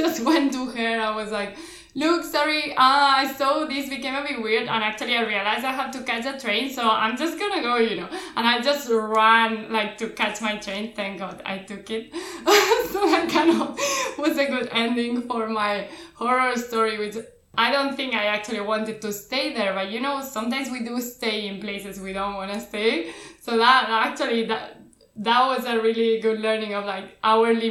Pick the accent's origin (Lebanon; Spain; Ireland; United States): Spain; Barcelona, Catalonia; I am from Barcelona